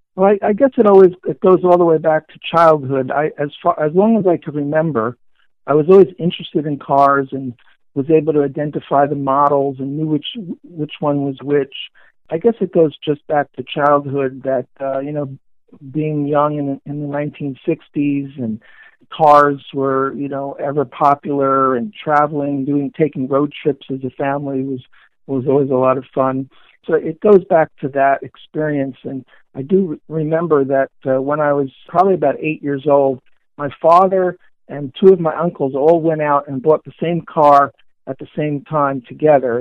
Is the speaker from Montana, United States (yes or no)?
no; New York City, New York, United States; born and raised in New York, New York, a child of the 60s and 70s